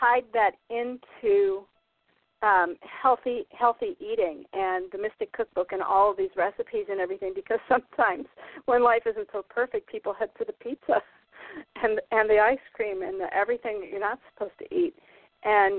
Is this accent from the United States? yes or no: yes; Iowa and Minnesota, United States; moved away as an adult; also born or lived in California; now in Maine, United States; I was raised in Iowa and Minnesota, and I was living in Minnesota at the time.